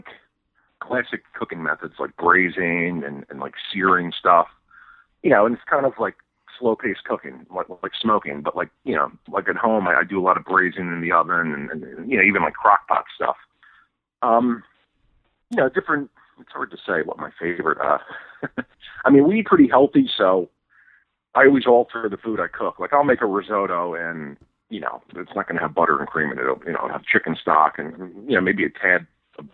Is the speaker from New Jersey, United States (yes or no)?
yes; New Jersey, United States; I'm originally from North Jersey